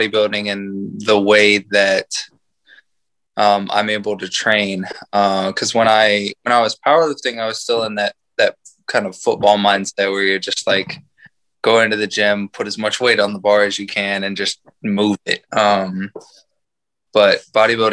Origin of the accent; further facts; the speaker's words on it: San Antonio, Texas, United States; I am from San Antonio, Texas. I have lived in Texas pretty much my whole life